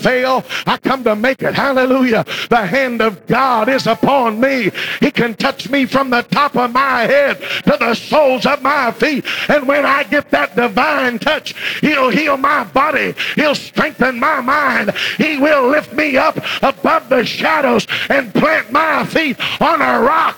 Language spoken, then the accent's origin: English; Virginia, United States; When I grew up in Virginia